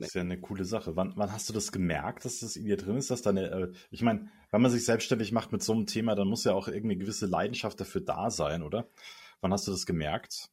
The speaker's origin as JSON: {"language": "German", "town": "Munich", "region": "Bavaria", "country": "Germany", "also_born_or_lived": "Stuttgart area", "said": "als Münchner sage ich"}